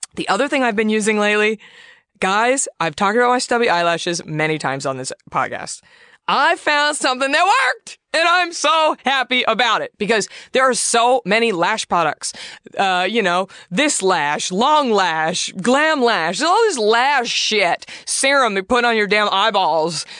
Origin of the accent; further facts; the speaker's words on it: Southwest, United States; I'm from the Southwest. My grandmother would make prickly pear preserves my whole childhood